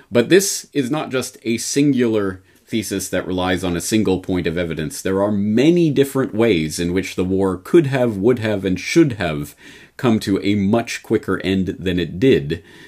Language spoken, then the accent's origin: English; Canada; now in Japan; because as a Canadian in Japan, my only familiarity with Herbert Hoover is the Hoover Dam